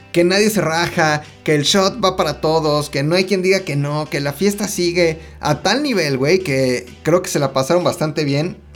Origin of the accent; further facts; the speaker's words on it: Mexico; somos los mexicanos